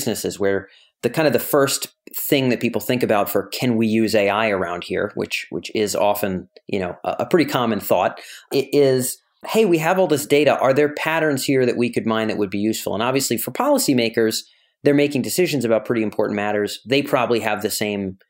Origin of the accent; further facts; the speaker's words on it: Rhode Island, United States; moved away; I was back in my home state